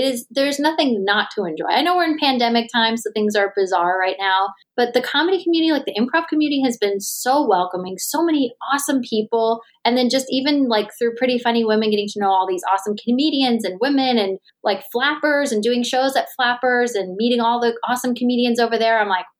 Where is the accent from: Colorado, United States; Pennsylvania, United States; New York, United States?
New York, United States; I was hoping as a New Yorker just to hate LA like I was taught to by way of never going, just for no reason having hatred.